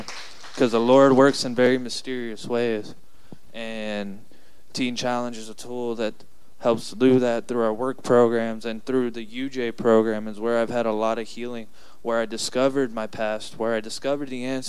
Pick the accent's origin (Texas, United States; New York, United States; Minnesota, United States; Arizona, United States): Texas, United States; San Antonio; I'm from San Antonio.